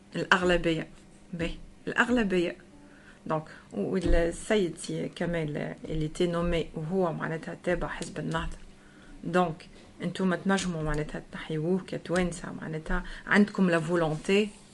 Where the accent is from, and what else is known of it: Tunisia; now in France